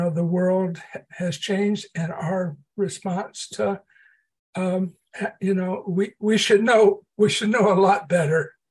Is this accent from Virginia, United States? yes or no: no; Port Arthur, Texas, United States; a small refinery town in southeast Texas. Um, and I was I was born and raised during the period of Jim Crow